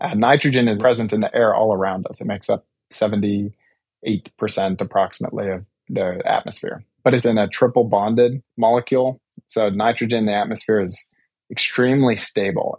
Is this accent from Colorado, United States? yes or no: yes; Douglas County, Colorado, United States; also born or lived in Denver, Colorado / Boulder, Colorado; my family is like six or seven generation Coloradan. And I grew up in Douglas County, born in Denver